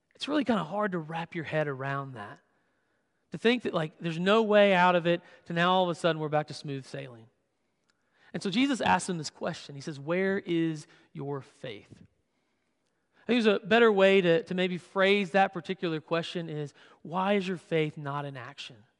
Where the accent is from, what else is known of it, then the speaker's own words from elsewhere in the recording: Western Kentucky, United States; moved away; my hometown in Western Kentucky